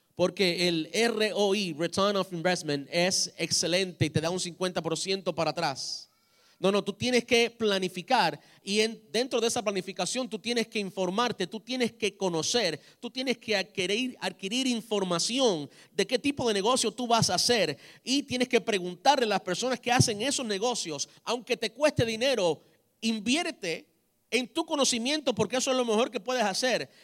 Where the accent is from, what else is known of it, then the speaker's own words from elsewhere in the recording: Cuba; como buen cubano